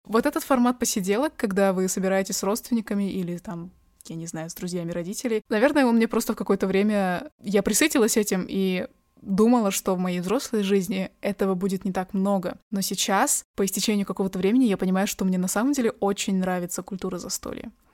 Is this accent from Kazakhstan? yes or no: yes; Kazakhstan; а я казашка